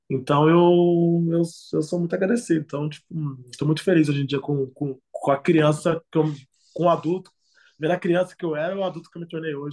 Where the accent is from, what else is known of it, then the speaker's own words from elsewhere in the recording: Brazil; moved away; also born or lived in Latvia / Lithuania; lá na favela onde eu, onde eu sempre cresci jogando futebol